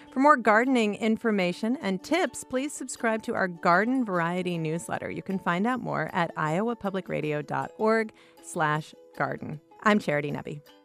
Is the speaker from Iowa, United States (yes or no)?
yes; Iowa, United States; I grew up in Iowa and, uh, grew up on various acreages throughout the state